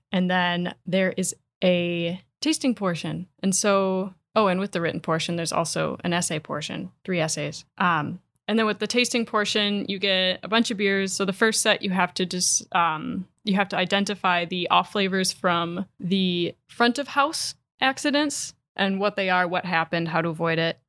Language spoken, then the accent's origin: English; Door County, Wisconsin, United States; my ties to Door County, I grew up here.